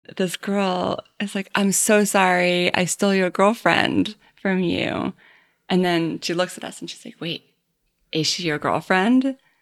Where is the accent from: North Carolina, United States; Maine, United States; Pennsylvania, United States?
Maine, United States; now in New York, United States; I'm from Maine, and I've lived in New York for most of the last ten years